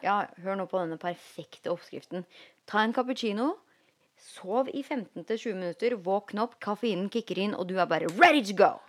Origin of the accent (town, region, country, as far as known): Norway; moved away as an adult; now in Los Angeles, United States